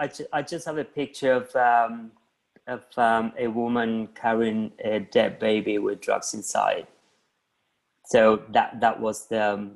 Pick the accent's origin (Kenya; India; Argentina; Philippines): Argentina; now in London, United Kingdom; I'm from Argentina, but I'm based in London, UK.